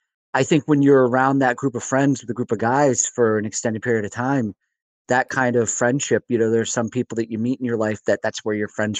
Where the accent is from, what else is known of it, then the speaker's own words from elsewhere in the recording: Vermont, United States; growing up in Vermont, And having come from Vermont